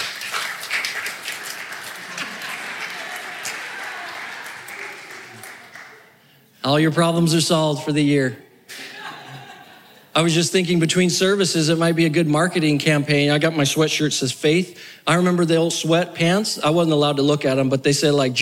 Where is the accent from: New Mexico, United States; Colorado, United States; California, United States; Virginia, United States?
New Mexico, United States; moved away; also born or lived in South Florida; I grew up in New Mexico, and then I lived in South Florida.